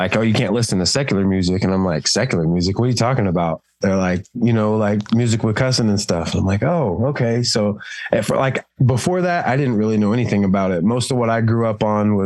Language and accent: English; Florida, United States; now in Illinois, United States; I'm originally from Florida